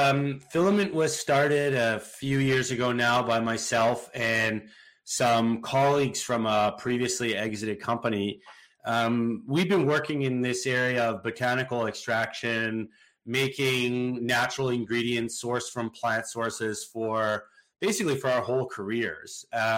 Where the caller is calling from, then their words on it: West Vancouver, British Columbia, Canada; From my house in beautiful West Vancouver, British Columbia.